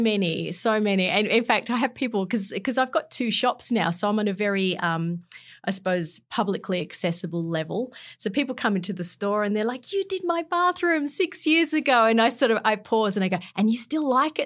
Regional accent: Canberra, Australian Capital Territory, Australia; also born or lived in London; did all my schooling in Canberra

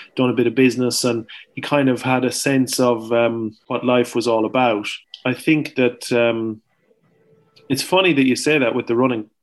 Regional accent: Ireland; as an Irish person

